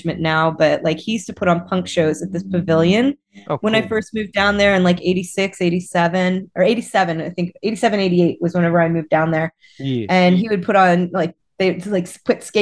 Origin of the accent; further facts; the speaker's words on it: central Pennsylvania, United States; now in Berkeley, United States; originally I am from central Pennsylvania